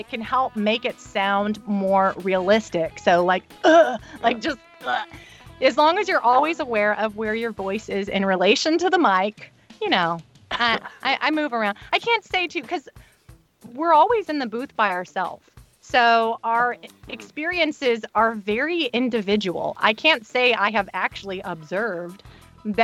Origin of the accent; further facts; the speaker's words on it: United States; as American